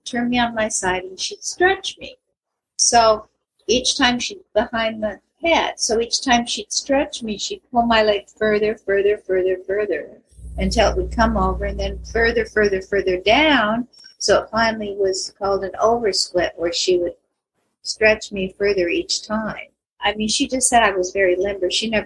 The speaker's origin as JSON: {"language": "English", "town": "Escondido", "region": "California", "country": "United States", "tie": "born or raised there", "also_born_or_lived": "Astoria, Oregon / San Diego, California", "said": "I was born in Astoria, Oregon. My parents moved to Escondido when I was, San Diego actually, when I was three. When I was nine, they moved me to Escondido"}